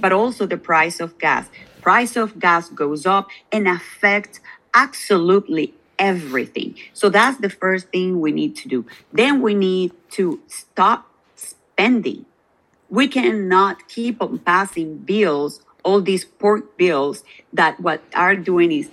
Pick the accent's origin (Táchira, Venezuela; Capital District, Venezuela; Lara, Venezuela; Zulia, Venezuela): Zulia, Venezuela; Maracaibo; now in United States; I am from Maracaibo, the state of Zulia, which is also a border state